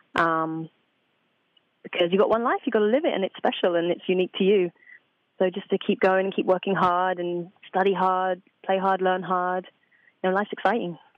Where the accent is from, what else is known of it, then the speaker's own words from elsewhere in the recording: Essex, Suffolk, East of England, United Kingdom; home for me is a little place called Essex in England, on mm-hmm. the outskirts of London. But I moved from Essex to Suffolk, which is a very quiet county. Um, I used to live on a farm, very quiet and chilled out, you know. So, yeah, but that's about two and a half hours from London, so that's where I grew up.